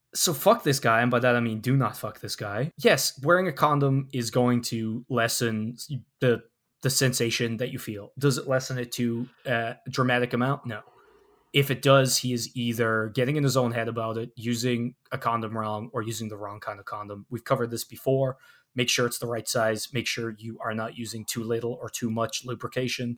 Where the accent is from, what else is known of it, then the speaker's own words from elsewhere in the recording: Ireland; growing up in Ireland